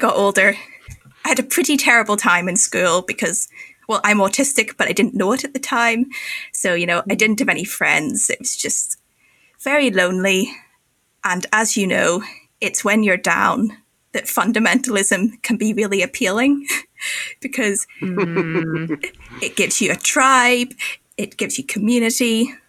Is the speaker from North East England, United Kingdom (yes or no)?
no; Northern Ireland, United Kingdom; moved away as an adult; now in Scotland; I am originally from Northern Ireland, which is the Bible Belt of Europe, but I now live in Scotland because I'm doing a postgraduate in theology